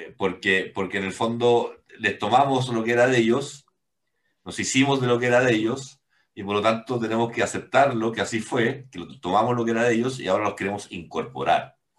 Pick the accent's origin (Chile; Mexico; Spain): Chile; como chilenos tenemos que hacer algo